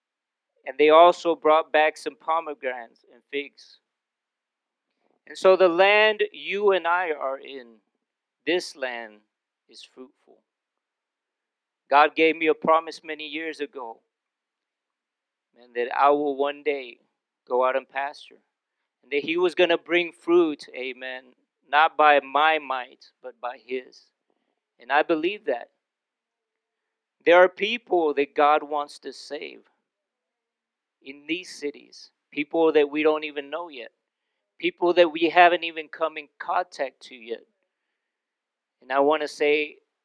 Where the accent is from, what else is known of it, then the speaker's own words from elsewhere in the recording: Houston, Texas, United States; There was some people that I grew up with in Houston